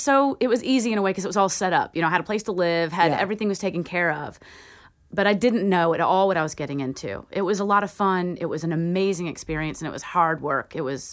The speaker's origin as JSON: {"language": "English", "region": "Georgia", "country": "United States", "tie": "born or raised there", "also_born_or_lived": "Virginia / San Diego", "moved": "yes", "lives_now": "Austin, United States", "said": "I was born in Georgia, but I spent most of my adult years in Virginia."}